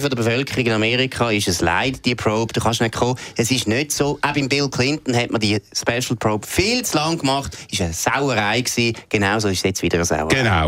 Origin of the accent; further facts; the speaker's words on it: Switzerland; als Schweizer